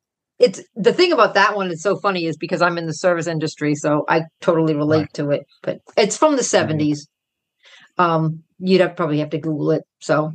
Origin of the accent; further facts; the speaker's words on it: United States; an American, I'm saying that as an American